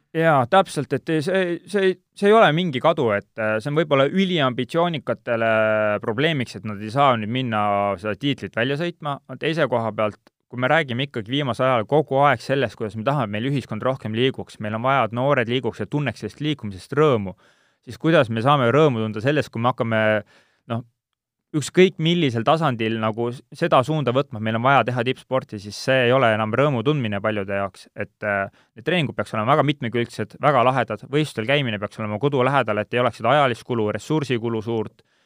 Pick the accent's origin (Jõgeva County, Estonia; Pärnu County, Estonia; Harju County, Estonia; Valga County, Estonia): Jõgeva County, Estonia; Siimusti; also born or lived in Kuremaa; ma olen Siimusti poiss, kui nii võtta, et äh, päris lapsena käisin Siimusti lasteaias, elasin Siimustis